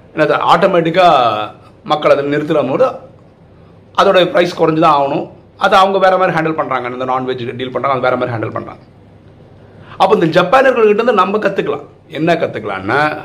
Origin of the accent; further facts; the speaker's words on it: Kasaragod, Kerala, India; now in Chennai, India; நான் வந்து கேரளாவை சேர்ந்தவன் என்னோட சொந்த ஊர் வந்து காசர்கோடு